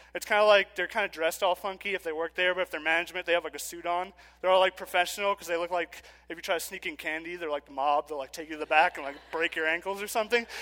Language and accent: English; New York City, New York, United States; I'm from Queens